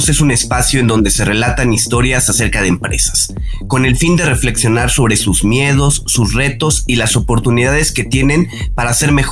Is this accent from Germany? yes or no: no; Mexico; soy, soy mexicano